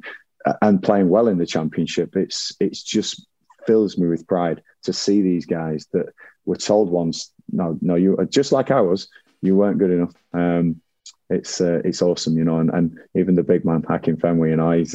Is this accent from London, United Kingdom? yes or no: no; Blackburn, North West England, United Kingdom; growing up in Blackburn and taking the hard knocks that I took, and it's not an easy place to grow up